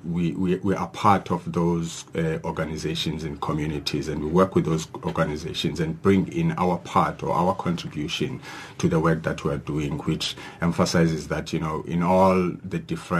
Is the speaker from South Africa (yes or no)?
yes; Mthatha, Eastern Cape, South Africa; Yes, we cannot forget one in happening in Mthatha, which is my hometown in the Eastern Cape.